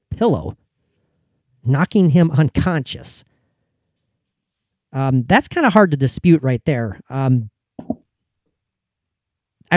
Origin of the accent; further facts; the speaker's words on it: Minnesota, United States; I'm from Minnesota